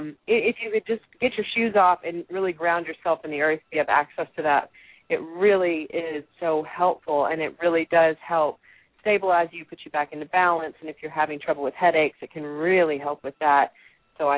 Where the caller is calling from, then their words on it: Texas, United States; certainly we are speaking from Texas, and I'm speaking from West Texas, and boy, does it get hot here. It's like the desert.